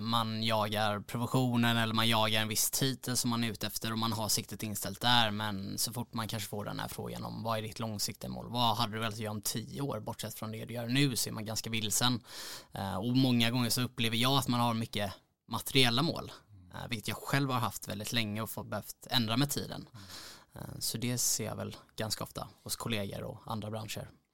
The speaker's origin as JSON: {"language": "Swedish", "town": "Mölnlycke", "region": "Västra Götaland", "country": "Sweden", "tie": "born or raised there", "also_born_or_lived": "Gothenburg", "said": "född och uppvuxen strax utanför Göteborg, ett ställe som heter Mölnlycke"}